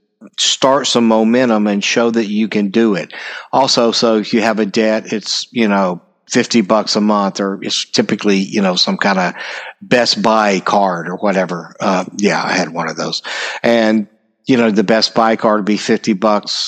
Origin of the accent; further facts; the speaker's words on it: United States; I'm an American